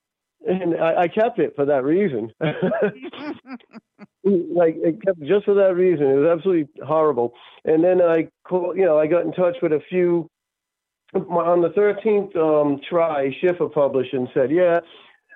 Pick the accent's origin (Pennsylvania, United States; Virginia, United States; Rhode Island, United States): Rhode Island, United States; Greenville; Growing up in Greenville, Rhode Island, it's a really country